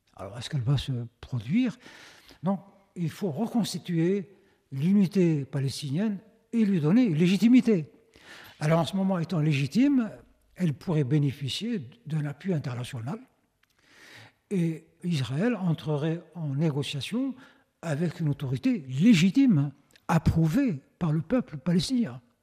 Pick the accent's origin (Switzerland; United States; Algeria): Algeria; chez nous en Algérie